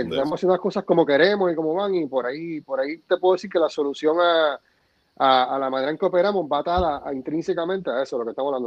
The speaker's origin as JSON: {"language": "Spanish", "country": "Puerto Rico", "said": "así somos los boricuas"}